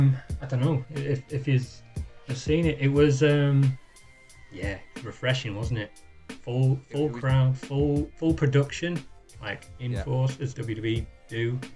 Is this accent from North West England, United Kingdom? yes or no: yes; Warrington, North West England, United Kingdom